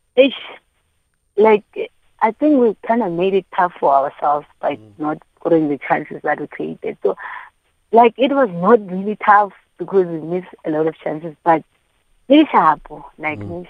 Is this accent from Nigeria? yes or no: no; East London, Eastern Cape, South Africa; we grew up in Eastern Cape